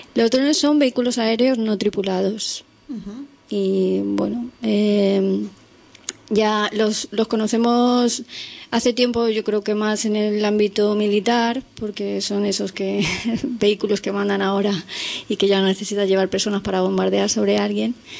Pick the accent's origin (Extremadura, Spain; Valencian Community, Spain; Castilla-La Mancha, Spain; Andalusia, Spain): Valencian Community, Spain; Elche; los tres somos de Elche, de Alicante